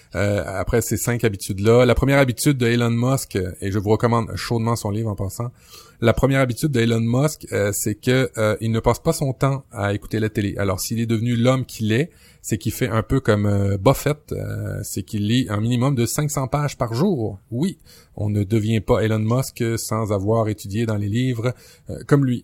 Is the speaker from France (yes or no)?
no; Quebec, Canada; chez nous au Québec